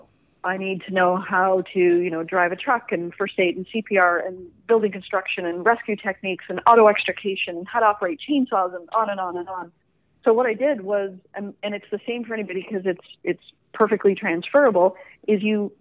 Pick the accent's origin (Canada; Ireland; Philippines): Canada; I'm from Canada.